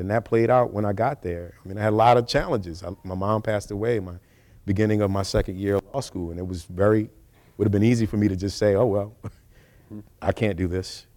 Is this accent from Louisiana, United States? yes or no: yes; New Orleans, Louisiana, United States; growing up in New Orleans with a mom who was a teacher